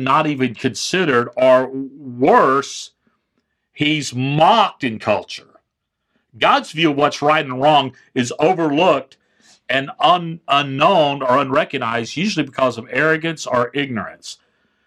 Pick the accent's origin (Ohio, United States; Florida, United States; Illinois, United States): Florida, United States; Florida Panhandle, United States; I grew up in the Panhandle of Florida